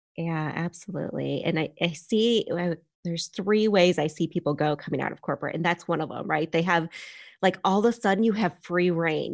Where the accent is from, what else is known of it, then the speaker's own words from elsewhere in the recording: Michigan, United States; now in Charlotte, United States; I grew up in a, on a farm in Michigan